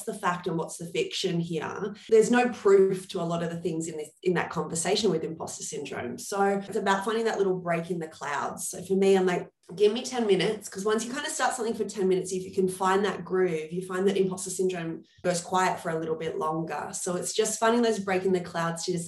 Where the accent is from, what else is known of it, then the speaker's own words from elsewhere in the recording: Australia; moved away as an adult; also born or lived in New York; as Australians